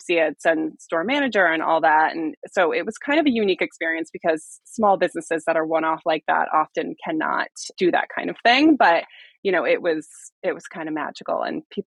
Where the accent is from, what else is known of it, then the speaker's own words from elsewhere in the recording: Connecticut, United States; also born or lived in Rhode Island; now in Maine, United States; I grew up in Connecticut and like a small coastal town